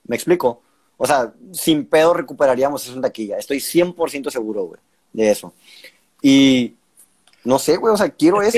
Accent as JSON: {"language": "Spanish", "region": "Sonora", "country": "Mexico", "said": "soy, somos acá norteños"}